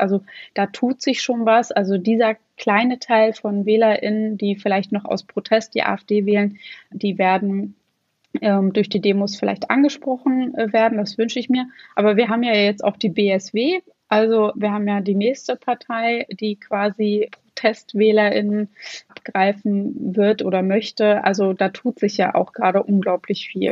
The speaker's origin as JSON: {"language": "German", "town": "Schwerin", "region": "Mecklenburg-Vorpommern", "country": "Germany", "said": "ich komme aus einem Bundesland, ich komme aus Schwerin und in Mecklenburg-Vorpommern"}